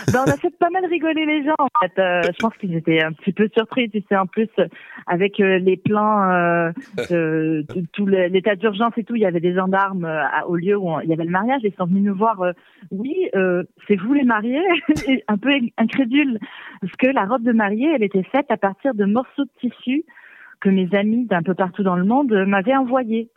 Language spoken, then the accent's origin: French; Magdalen Islands, Quebec, Canada; moved away; also born or lived in Savoie, France; là d'où je viens, c'est les îles de la Madeleine sur la côte est du Canada.